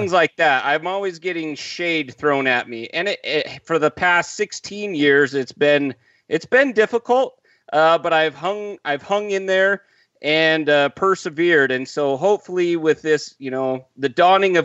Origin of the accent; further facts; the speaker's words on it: Idaho Falls, Idaho, United States; I'm originally from Idaho Falls, Idaho